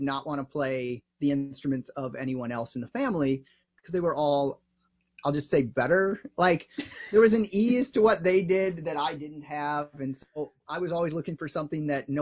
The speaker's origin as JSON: {"language": "English", "town": "Evanston", "region": "Illinois", "country": "United States", "tie": "born or raised there", "said": "I grew up here in Chicago in Evanston"}